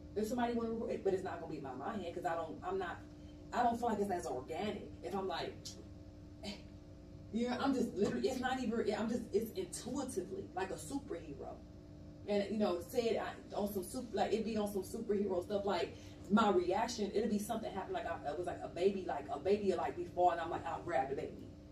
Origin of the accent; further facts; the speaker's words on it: East Cleveland, Ohio, United States; moved away as an adult; also born or lived in Los Angeles, California; now in Atlanta, United States; my hometown of East Cleveland, Ohio